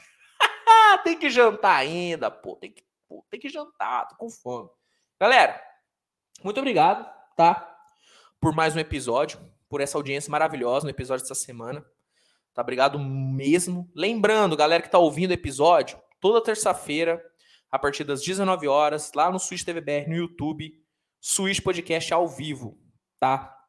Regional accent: Minas Gerais, Brazil; also born or lived in São Paulo; É que eu nasci em São Paulo, mas eu vim pra, pra Minas muito cedo

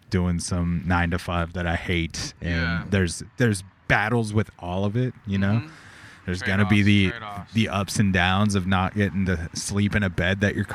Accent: Corona, California, United States; And I was like, yeah, I'm from Corona.

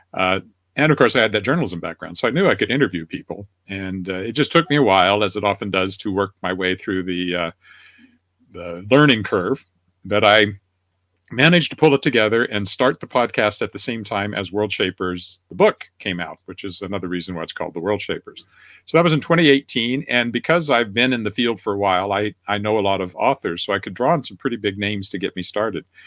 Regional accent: Weyburn, Saskatchewan, Canada; now in Regina, Canada; I was editor of a newspaper at the age of 24 in Weyburn, Saskatchewan, my hometown

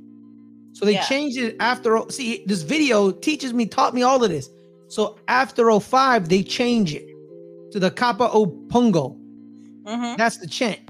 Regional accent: United States; I'm an American

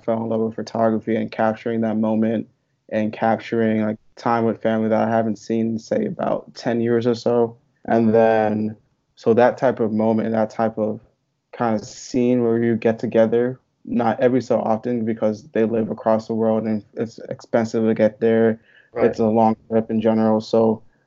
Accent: Hopewell Junction, New York, United States; also born or lived in Long Island, New York / Buffalo, New York; I'm originally from a small town called Hopewell Junction. It's in Dutchess County, New York

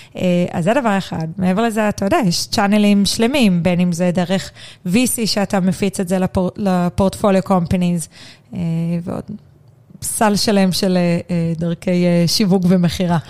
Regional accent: Na'an, Central District, Israel; אני גדלתי, אני קיבוצניקית במקור

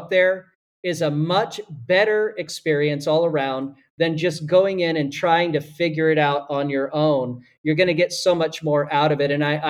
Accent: Nashville, Tennessee, United States; moved away as an adult; now in Italy; I say I'm from Nashville

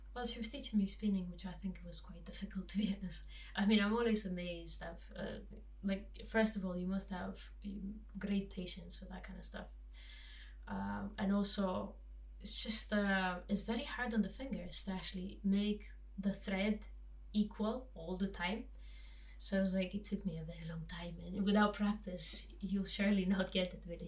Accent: Transylvanian mountains, Romania; I grew up in in Transylvanian mountains

